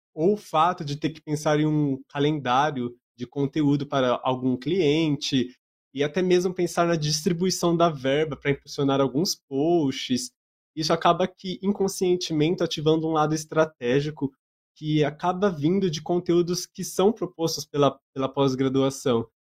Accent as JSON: {"language": "Portuguese", "town": "Bauru", "region": "São Paulo", "country": "Brazil", "said": "sou de Bauru"}